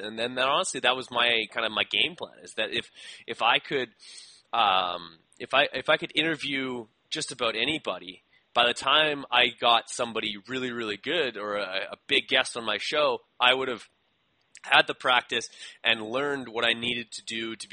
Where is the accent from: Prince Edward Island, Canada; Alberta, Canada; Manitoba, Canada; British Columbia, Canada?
Manitoba, Canada; Winnipeg; I'm a bricklayer from Winnipeg that decided to have his own show.